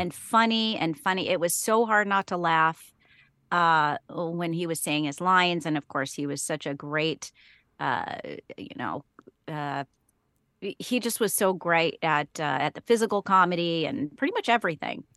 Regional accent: Speedway, Indiana, United States; also born or lived in Wheeling, West Virginia; I grew up in Speedway, Indiana. It's a suburb of Indianapolis

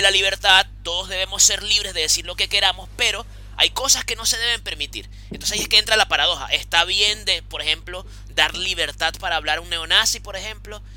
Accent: Venezuela; now in Chile; nosotros somos venezolanos

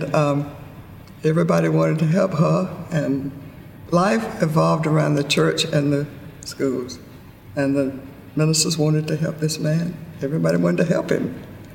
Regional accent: Plains, Georgia, United States; growing up in Plains is that we had a population of about 600 people

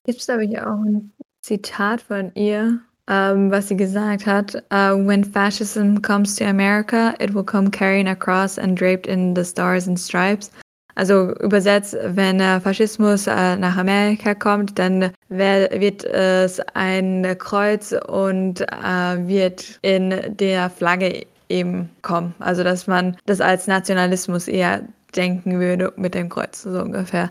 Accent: Germany; wir als Deutsche

